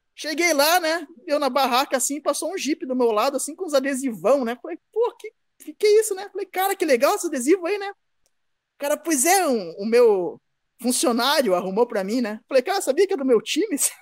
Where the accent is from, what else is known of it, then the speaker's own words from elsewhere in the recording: Guarapuava, Paraná, Brazil; moved away; also born or lived in Curitiba / Campo Mourão / Pinhão; eu sou de Guarapuava, cara. Eu nasci em Guarapuava, no Paraná